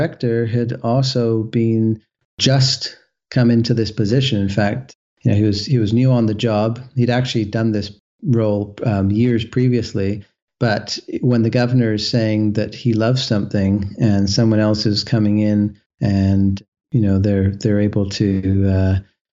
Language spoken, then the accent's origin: English; west coast of Canada, Canada; I'm from the West Coast of Canada